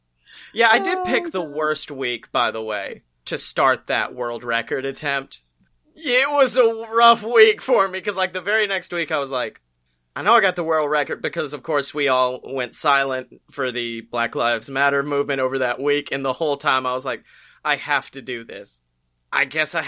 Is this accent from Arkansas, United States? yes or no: no; Alabama, United States; also born or lived in Birmingham, Alabama; born and raised in Alabama.